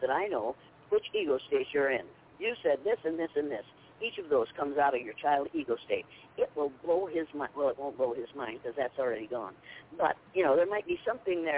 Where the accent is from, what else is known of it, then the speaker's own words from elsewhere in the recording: Nashua, Iowa, United States; I was born and raised in school in Nashville, Iowa